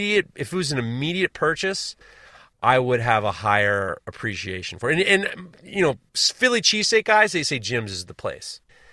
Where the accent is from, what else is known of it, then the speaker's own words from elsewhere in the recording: Kenya; I feel as though I have the experience of being a Kenyan college graduate.